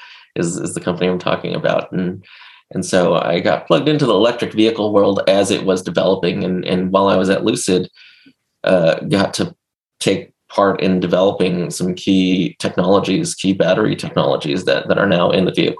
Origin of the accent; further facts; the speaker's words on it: Los Angeles, California, United States; growing up in Los Angeles